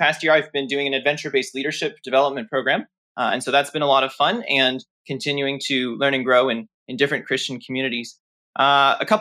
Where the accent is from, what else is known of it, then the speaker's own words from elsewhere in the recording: Toronto, Ontario, Canada; I grew up in Toronto in Canada, and that's where I currently am